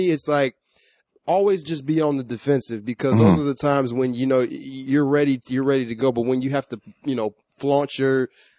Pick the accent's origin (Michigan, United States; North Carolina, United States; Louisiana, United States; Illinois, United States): Illinois, United States; Chicago; now in Orange County, United States; I'm from Chicago, man. You know, y'all, I'm out here in the OC